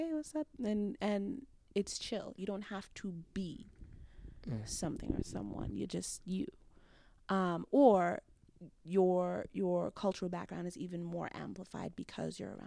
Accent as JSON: {"language": "English", "town": "Mount Vernon", "region": "New York", "country": "United States", "tie": "born or raised there", "also_born_or_lived": "The Bronx, New York", "said": "My mother moved me to Mount Vernon at some point between birth and three"}